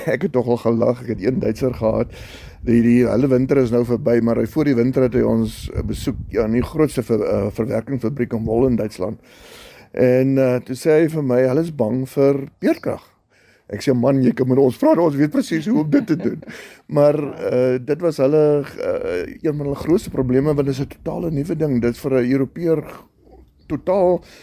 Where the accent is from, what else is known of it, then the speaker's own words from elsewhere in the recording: South Africa; Ons hier in Suid-Afrika